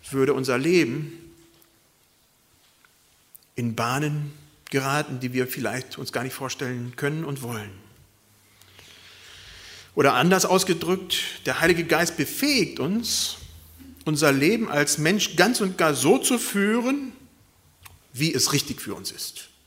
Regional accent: Germany; und das erfahren wir als Deutsche vielleicht ganz wenig

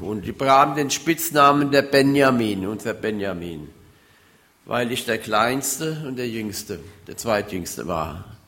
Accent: Hunsrück, Rhineland-Palatinate, Germany; moved away; Ich komme ja aus dem Hunsrück

